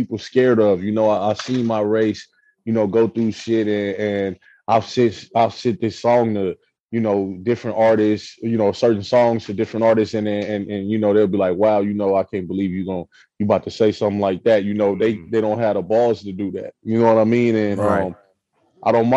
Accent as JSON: {"language": "English", "area": "the West", "region": "West Coast", "country": "United States", "said": "I'm from the West."}